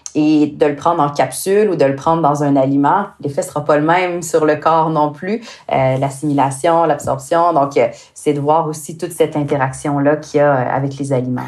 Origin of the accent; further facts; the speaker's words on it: Quebec, Canada; accent: Québécois; avec mon accent, euh, moi je viens du Québec